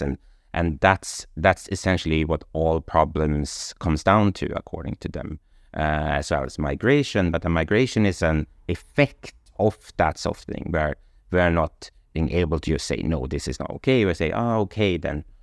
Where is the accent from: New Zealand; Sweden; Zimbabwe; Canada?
Sweden; moved away as an adult; also born or lived in London; I come from Sweden